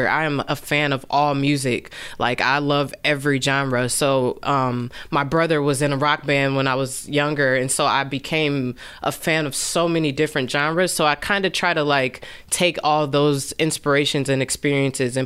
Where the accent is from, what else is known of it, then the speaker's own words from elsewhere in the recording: South Bend, Indiana, United States; I'm from South Bend, born and raised here